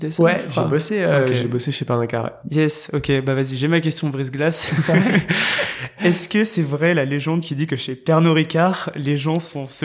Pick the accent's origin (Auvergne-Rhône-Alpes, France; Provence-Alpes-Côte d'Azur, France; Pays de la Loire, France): Provence-Alpes-Côte d'Azur, France; near Marseille; moved away as an adult; also born or lived in Nice / New York; j'ai grandi à côté de Marseille.